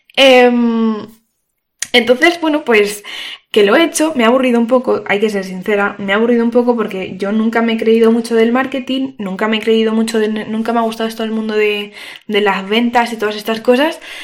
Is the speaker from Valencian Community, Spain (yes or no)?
yes; Valencia, Valencian Community, Spain; soy de Valencia